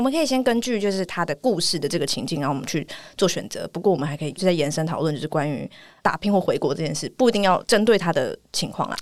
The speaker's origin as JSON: {"language": "Chinese", "country": "Taiwan", "said": "我们是台湾人"}